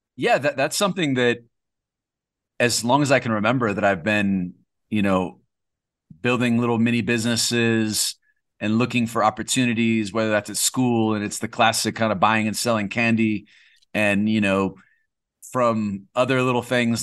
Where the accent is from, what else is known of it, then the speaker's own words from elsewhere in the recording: California, United States; moved away as an adult; I'm from California.